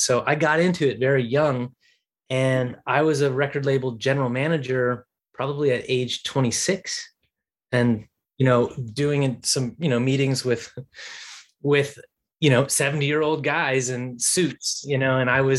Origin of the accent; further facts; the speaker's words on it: Washington, District of Columbia, United States; Washington, D.C., my hometown, Washington, D.C.